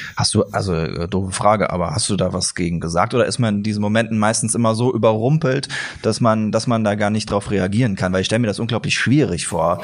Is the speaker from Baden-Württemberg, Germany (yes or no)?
no; Siegen, North Rhine-Westphalia, Germany; Bei uns in Siegen